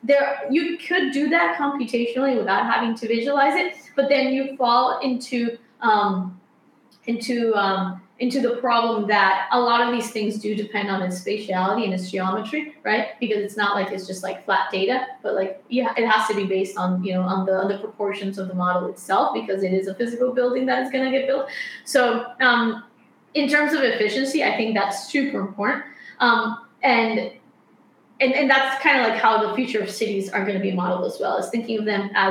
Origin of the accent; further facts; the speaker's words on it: Colombia; moved away; I studied architecture back in Colombia, because I'm from Colombia.